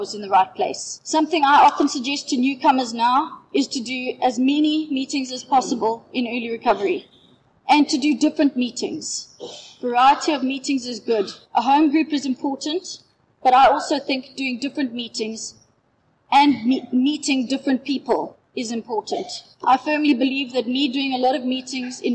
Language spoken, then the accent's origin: English; Knysna, Western Cape, South Africa; I'm from Yellowwood in Knysna.